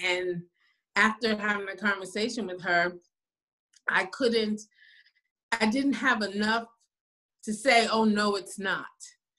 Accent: New Haven, Connecticut, United States; now in Houston, United States; I am a midwife in Houston, Texas. I hail from New Haven, Connecticut.

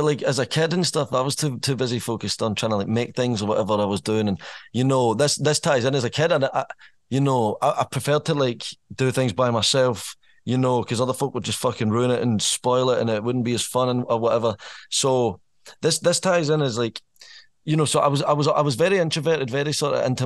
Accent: Irvine, Scotland, United Kingdom; moved away as an adult; now in Stirling, United Kingdom; I'm from Irvine. I spent 20 years in Irvine, as much as like Stirling's my base now. Born and raised in Irvine, North Ayrshire

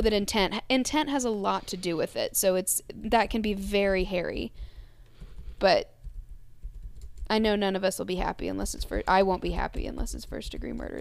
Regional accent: Kentucky, United States; We're two white girls from Kentucky.

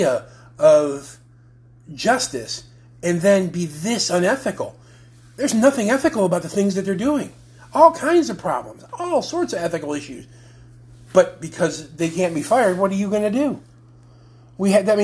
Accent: United States; I'm an American

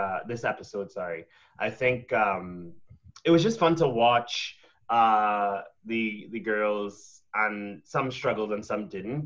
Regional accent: Trinidad & Tobago; moved away; I didn't grow up in Canada. I'm from Trinidad, in case you missed the accent.

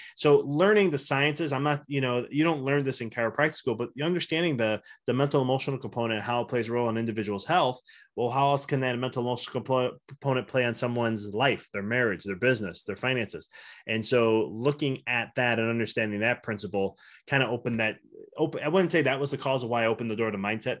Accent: Chicago, Illinois, United States; moved away as an adult; now in Knoxville, United States; I'm originally from Chicago

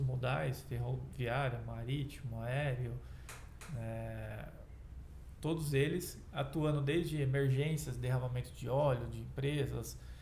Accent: Brazil; como pesquisador, como cidadão, como brasileiro

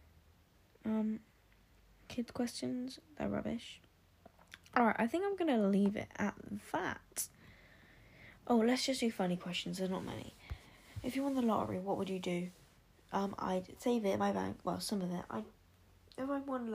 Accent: Oxfordshire, South East England, United Kingdom; I'm from Oxfordshire in the UK

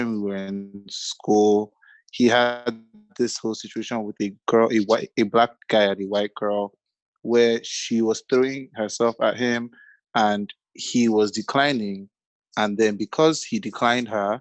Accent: Nigeria; being a Nigerian

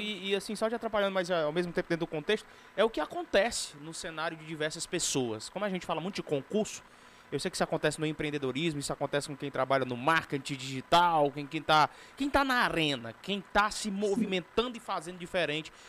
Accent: Northeast Region, Brazil; eu sou do Nordeste

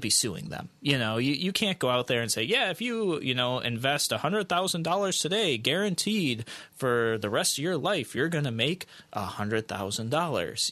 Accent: United States; as the American people

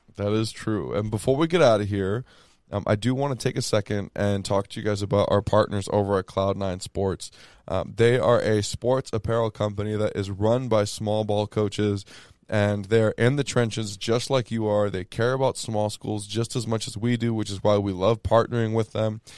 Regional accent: Texas, United States; now in Arizona, United States; I'm from Texas

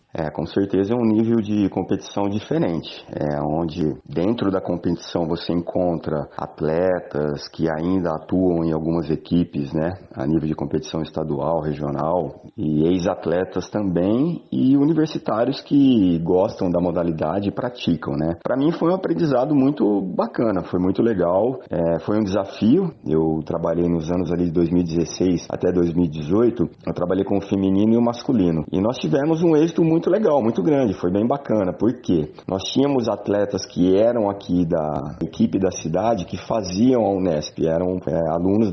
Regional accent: Jaboticabal, São Paulo, Brazil; eu sou de Jaboticabal, São Paulo

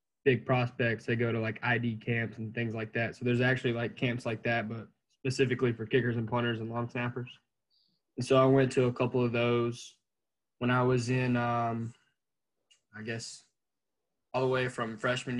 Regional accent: Clover, South Carolina, United States; from Clover, South Carolina

